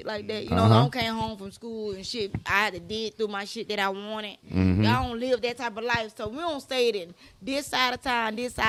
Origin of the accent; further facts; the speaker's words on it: Atlanta, Georgia, United States; I'm from both sides. I'm from both sides. I'm born and raised in Atlanta.